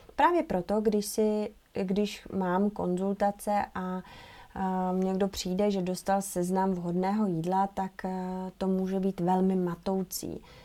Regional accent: Bohemia, Czechia; u nás v Čechách v zimě nic neroste

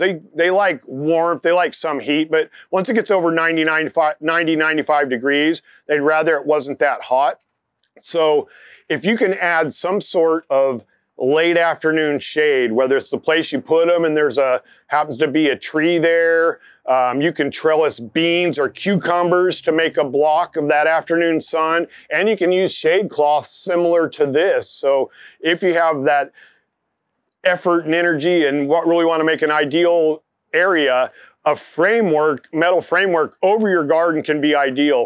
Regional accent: Bay Area, California, United States; moved away; I grew up in the Bay Area

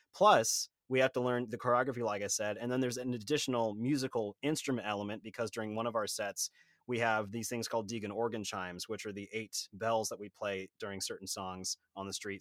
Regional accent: Sacramento, California, United States; I'm from Sacramento, California, so about four hundred miles north

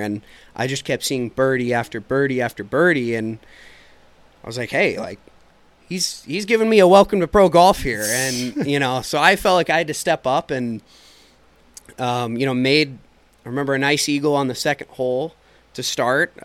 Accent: Bay Area, California, United States; growing up in the Bay Area

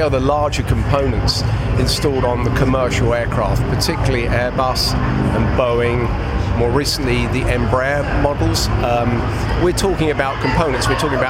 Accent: Hove, South East England, United Kingdom; I've lived in Sussex all my life. I was born in Hove.

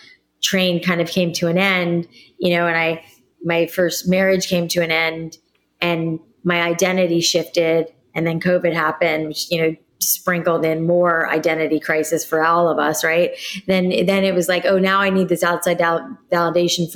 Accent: South Florida, United States; moved away; also born or lived in New York City; I grew up in South Florida

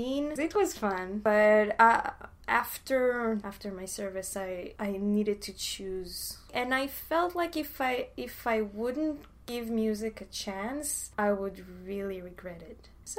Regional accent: Haifa, Haifa District, Israel; born there; I was born in Haifa. It's northern from Tel Aviv. We, as a family, moved a lot.

